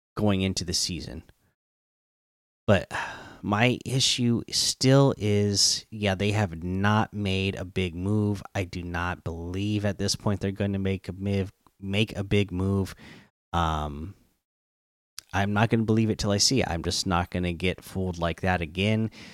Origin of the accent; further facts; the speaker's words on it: Seattle, Washington, United States; the teams from my hometown